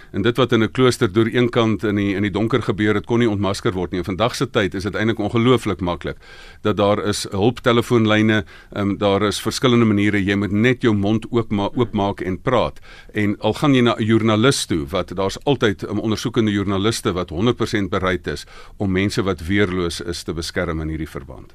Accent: South Africa; ek's van Suid-Afrika

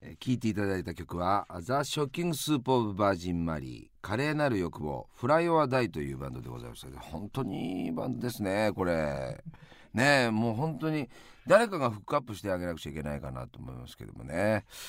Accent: Yamanashi, Japan; 田舎でしか育んで、山梨しか知らないおふくろに育てられていた

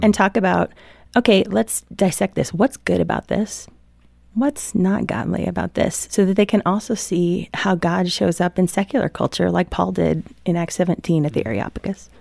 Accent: Midwest, United States; I grew up in the Midwest

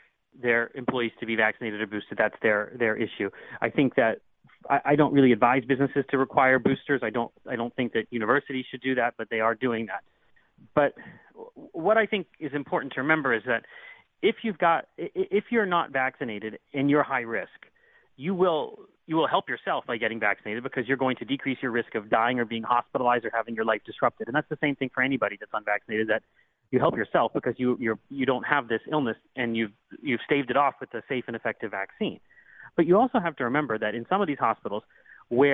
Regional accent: Pittsburgh, Pennsylvania, United States; born or raised there; also born or lived in Butler, Pennsylvania

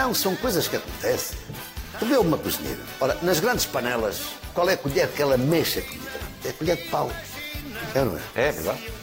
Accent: Northern Portugal, Portugal

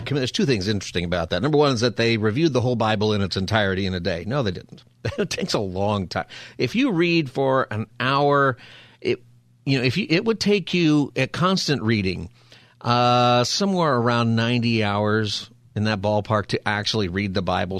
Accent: Palmdale, California, United States; I'm from Palmdale, which is a great place to be from

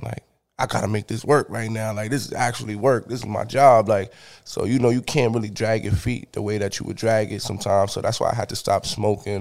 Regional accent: New York City, New York, United States; I'm from the Bronx, New York

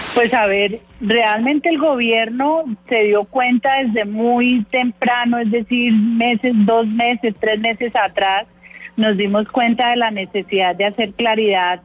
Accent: Colombia; todos somos colombianos

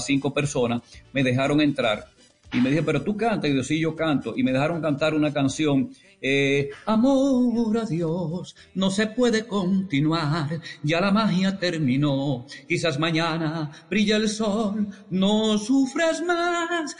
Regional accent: La Vega, Dominican Republic; moved away; also born or lived in San Francisco de Macorís / Puerto Rico; yo soy de La Vega

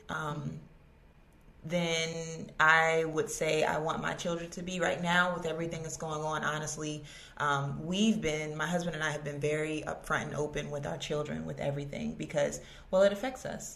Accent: Virginia Beach, Virginia, United States; I grew up in Virginia Beach

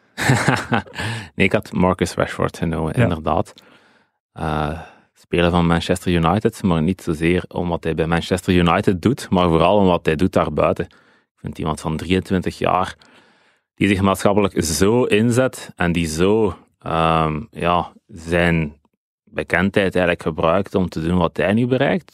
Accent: Dender region, Flanders, Belgium; Ik ben een kind van de Denderstreek.

